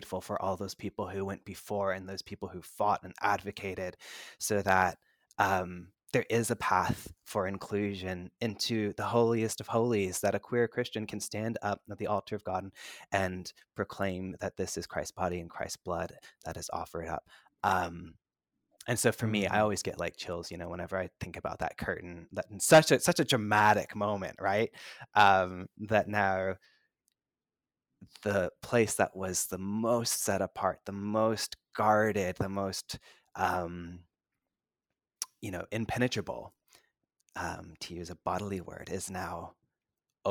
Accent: United States; I'm Chinese American

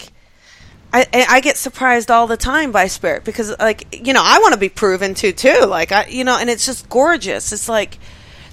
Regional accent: New Jersey, United States; I am from Jersey

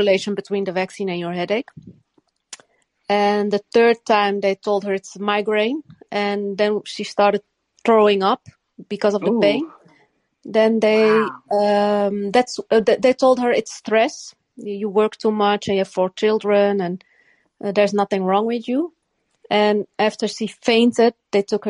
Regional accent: Netherlands; also born or lived in Morocco; I was born in Morocco, but I was raised in the Netherlands.

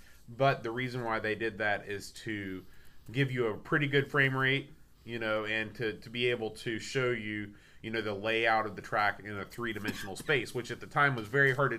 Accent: United States; I don't know if it's because I'm American and, Formula One isn't that big over here.

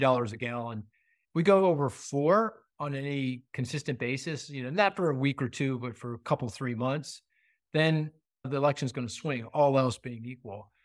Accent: Pennsylvania, United States; I'm from Pennsylvania. I live in the suburbs of Philly.

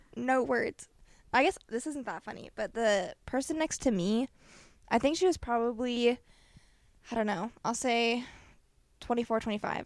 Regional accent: Iowa, United States; we say Iowa

